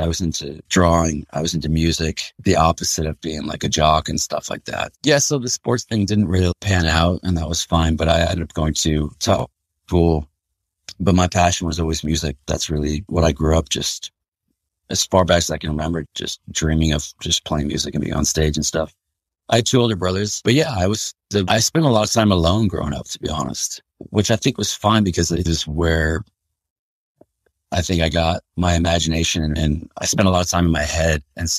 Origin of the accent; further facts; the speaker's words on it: Pittsfield, Massachusetts, United States; Yeah, I was born in Pittsfield, Massachusetts, in Western Mass. It's funny because when I tell people I'm from Western Mass